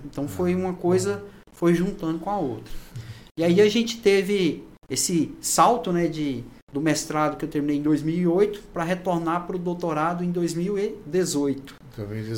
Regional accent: Anápolis, Goiás, Brazil; moved away as an adult; also born or lived in Pará; now in Gurupi, Brazil; eu sou é, natural de Anápolis, Goiás

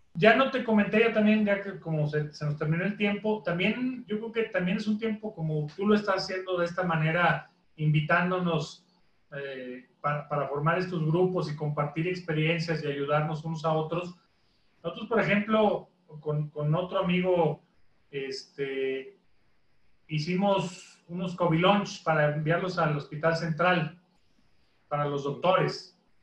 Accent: Mexico; como mexicano

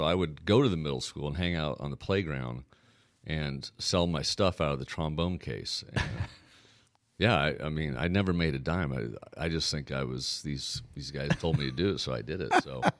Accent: Portland, Oregon, United States; moved away as an adult; also born or lived in Tacoma, Washington / Denver, Colorado; Portland, Oregon.

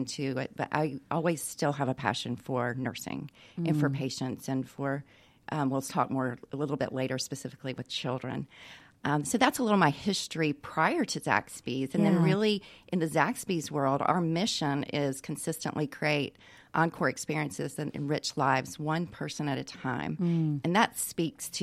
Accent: Atlanta, Georgia, United States; I grew up here in Atlanta, was born here

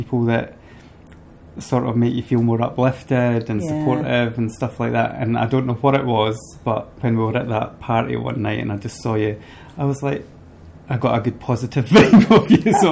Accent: Fife, Scotland, United Kingdom; moved away; I came from Fife and quite a small town

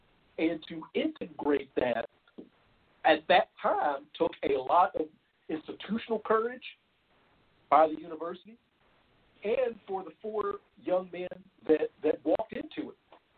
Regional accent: Louisville, Kentucky, United States; here in my hometown of Louisville.

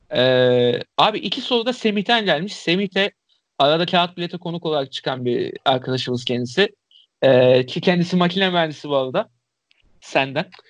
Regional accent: Istanbul, Turkey; Bayram Paşalıyım

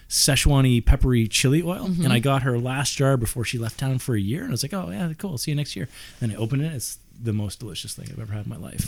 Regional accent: Lunenburg, Nova Scotia, Canada; moved away; I grew up in Lunenburg in Nova Scotia. Little fishing

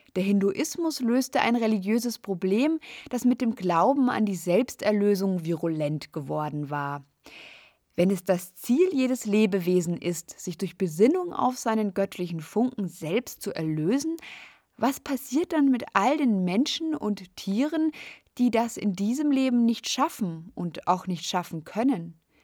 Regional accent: Munich, Bavaria, Germany; In meiner Heimatstadt München

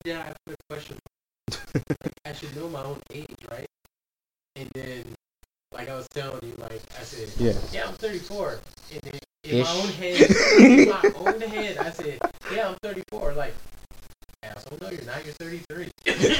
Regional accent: United States; being American

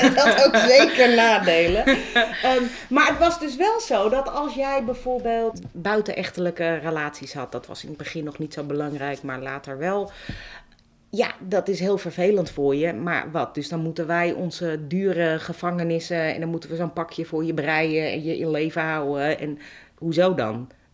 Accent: Amsterdam, North Holland, Netherlands; ik ben een Amsterdammer

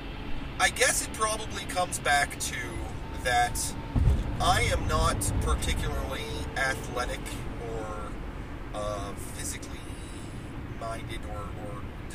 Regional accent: United States; As an American male

